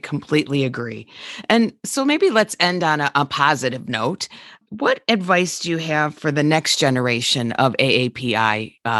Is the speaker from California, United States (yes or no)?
no; Denver, Colorado, United States; So I'm really from Denver.